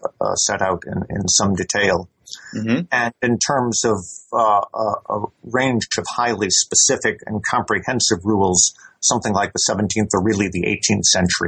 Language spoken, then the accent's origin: English; United States; now in Edinburgh, United Kingdom; I am an American national, though I have been living here in Britain since the late 1970s, and I've been teaching here at the University of Edinburgh since 1983 in international law.